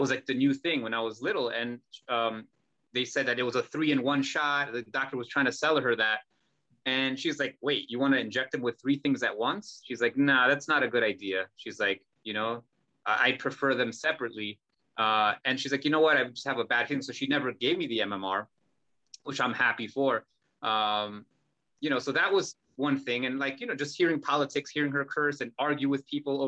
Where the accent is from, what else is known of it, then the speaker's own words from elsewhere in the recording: United States; we were raised in America